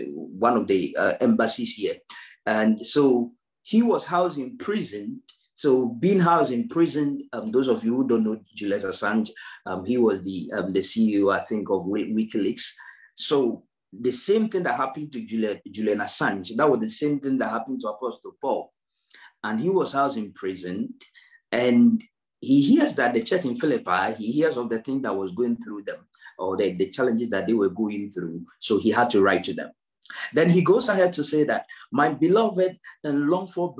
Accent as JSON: {"language": "English", "country": "Ghana", "moved": "yes", "lives_now": "United Kingdom", "said": "If you look at me, Ghanaian, it doesn't matter how I try to preach a British accent, it will not work"}